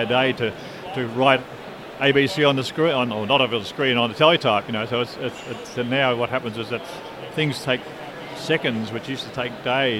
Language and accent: English; Melbourne, Victoria, Australia; I'm from Australia. We're from Melbourne, Victoria, in Australia.